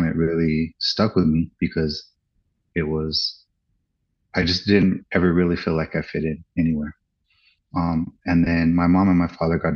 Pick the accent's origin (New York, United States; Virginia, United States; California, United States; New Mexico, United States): New Mexico, United States; Santa Fe; I was born in New Mexico, in Santa Fe